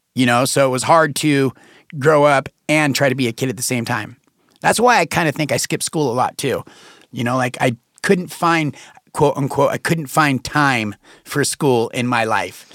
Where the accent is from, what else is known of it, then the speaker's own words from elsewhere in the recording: Reno, Nevada, United States; I was born and raised in Reno, Nevada